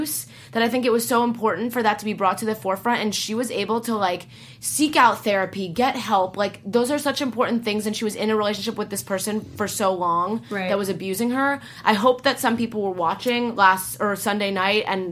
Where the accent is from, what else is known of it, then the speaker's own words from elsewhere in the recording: Southern California, United States; growing up in Southern California